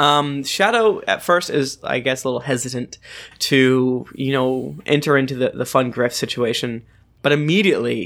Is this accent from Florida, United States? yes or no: yes; Florida, United States; I'm from Florida.